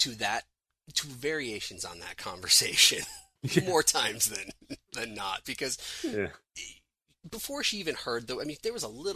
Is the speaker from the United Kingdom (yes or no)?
no; Illinois, United States; I'm from Illinois.